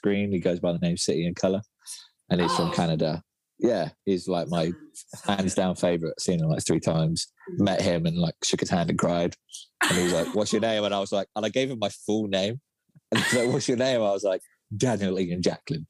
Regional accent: Felixstowe, East of England, United Kingdom; moved away as an adult; also born or lived in London; my hometown. It's called Felixstowe. It's a little seaside town

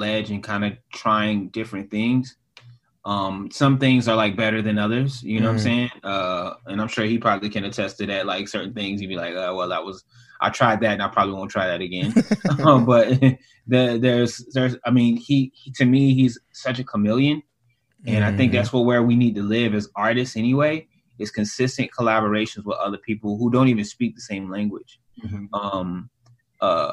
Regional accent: Savannah, Georgia, United States; moved away; my hometown of Savannah, Georgia

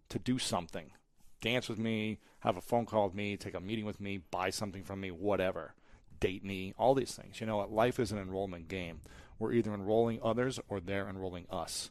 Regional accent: United States; I grew up in America

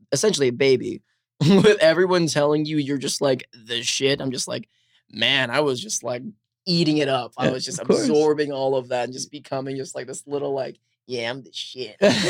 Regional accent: California, United States; A little further east than Pasadena. So Pasadena is SGV. But the part of SGV that I was in was like China.

